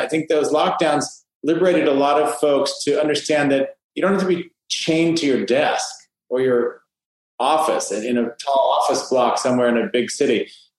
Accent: Fresno, California, United States; moved away as an adult; now in Miami, United States; I grew up in Fresno, California. I'm a fourth generation Californian. My ancestors helped really build San Francisco

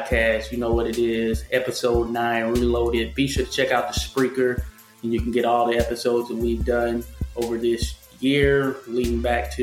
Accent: the South, United States; I'm from the South

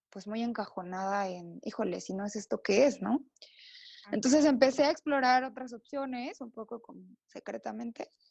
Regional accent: Oaxaca, Mexico; born there; now in San Cristóbal de las Casas, Mexico; Yo nací en Oaxaca

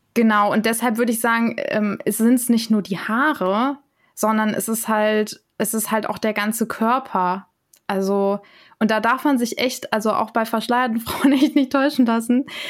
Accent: Germany; ich komme aus Deutschland

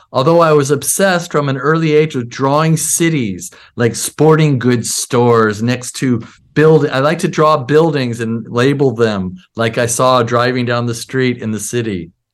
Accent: Seattle, Washington, United States; also born or lived in Bronx, New York; I moved to Seattle when I was eight years old

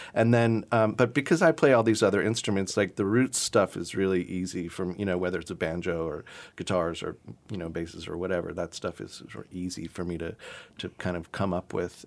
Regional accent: South Carolina, United States; I grew up in South Carolina, and I grew up sort of adjacent to a lot of Gullah and Geechee, um, communities

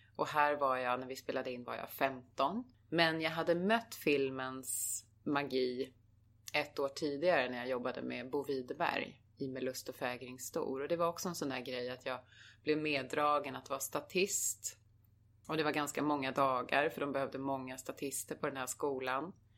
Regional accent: Arboga, Västmanland, Sweden; moved away; also born or lived in Köping; jag föddes i Köping för det fanns bara lasarett där. Men det är Arboga som var min, liksom mina första år mm. där jag bodde och levde med mina föräldrar.

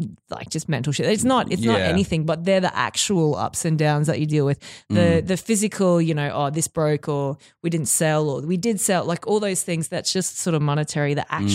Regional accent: Mount Isa, Queensland, Australia; Well, I grew up in Northwest Queensland in Mount Isa.

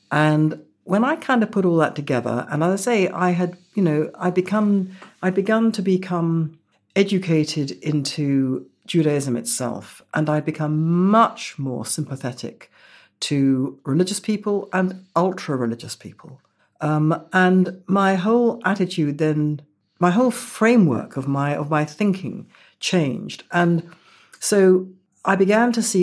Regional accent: United Kingdom; all this great change in my view of myself as a British Jew was taking place 2000, 2001, 2002, that kind of area.

